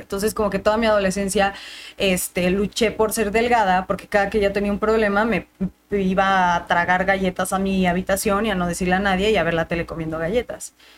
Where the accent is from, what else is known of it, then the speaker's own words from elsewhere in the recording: Mexico City, Mexico; estaba en la esquina de mi casa, entonces ahí en la Roma